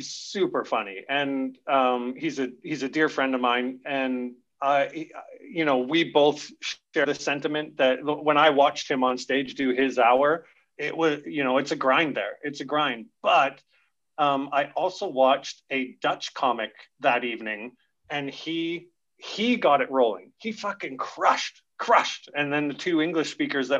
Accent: Camrose, Alberta, Canada; also born or lived in south of France; now in Caux, France; I'm introduced from Alberta.

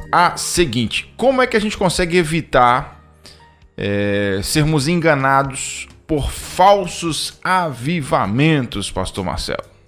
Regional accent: Itarantim, Bahia, Brazil; moved away; also born or lived in Vitória da Conquista, Bahia; Tarantim, que é a cidade onde foi criado

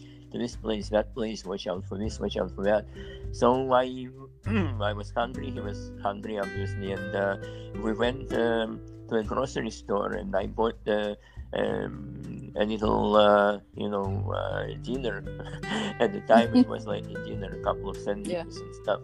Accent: Vilnius, Vilnius County, Lithuania; moved away as an adult; now in United States; I'm from Vilnius, Lithuania

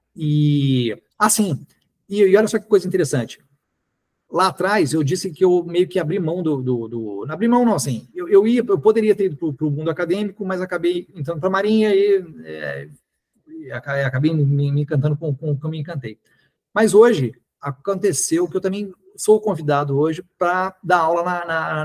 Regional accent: Niterói, Rio de Janeiro, Brazil; also born or lived in Belo Horizonte, Minas Gerais; quando eu tinha cinco anos de idade. Ele foi trabalhar no Rio, mas preferiu morar em Niterói, achou Niterói mais tranquilo, então eu cresci em Niterói

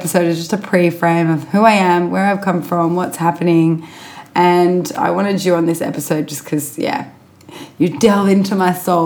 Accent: Sydney, New South Wales, Australia; I was born in Sydney.

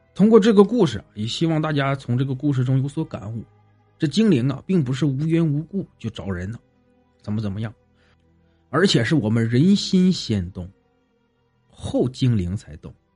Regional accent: Songyuan, Jilin, China; 是发生在东北吉林省松原市聚宝镇靠山村儿的事儿，也是我老家的事儿

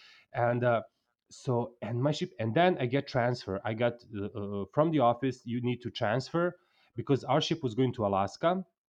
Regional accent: Mexico; And then I'm from Mexico.

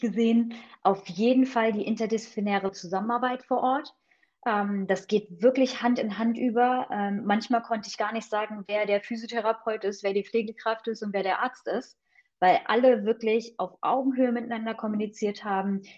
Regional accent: Friedewald, Hesse, Germany; also born or lived in Thuringia / United States; now in Hanover, Germany; bin aufgewachsen in einem Dorf in Hessen. Friedewald kennt kaum jemand

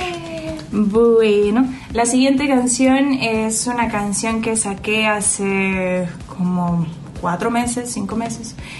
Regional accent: Mexico; also born or lived in Chile; crecí aquí

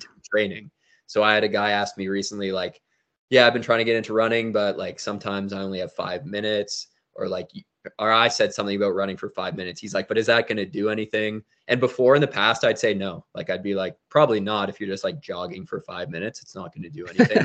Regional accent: Toronto, Ontario, Canada; I was born in Toronto, Ontario, which is in Canada

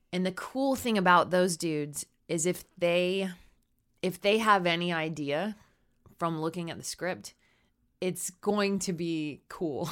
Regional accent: Texas, United States; I grew up in Texas, real churchy

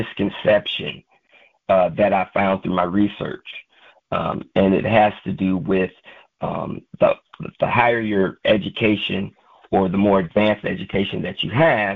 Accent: Michigan, United States; moved away as an adult; also born or lived in California; I was born and raised in Michigan until the age of about 18 years old.

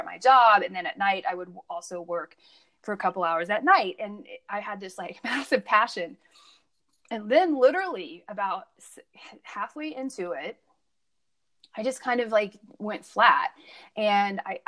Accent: Midwest, United States; I grew up in the Midwest

